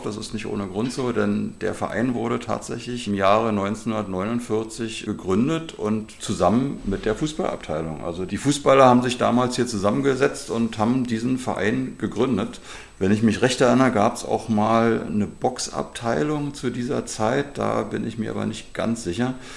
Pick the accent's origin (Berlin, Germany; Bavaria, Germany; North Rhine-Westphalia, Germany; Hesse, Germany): Berlin, Germany; also born or lived in Claro (possibly Kladow, Berlin); gebürtiger Berliner mit meinen Eltern bin ich 1971 hier nach Claro gezogen